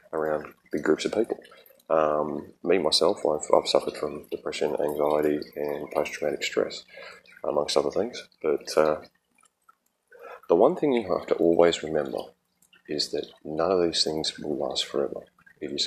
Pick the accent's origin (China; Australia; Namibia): Australia; Kyneton, Victoria; moved away; I am originally from Australia. I grew up there, and I grew up in central Victoria in a place called the Macedon Ranges Shire.